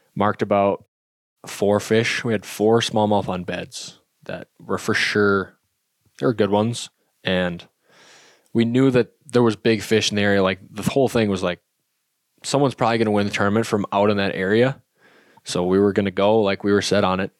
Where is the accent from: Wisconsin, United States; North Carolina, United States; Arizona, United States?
Wisconsin, United States; I grew up in Wisconsin fishing smallmouth a ton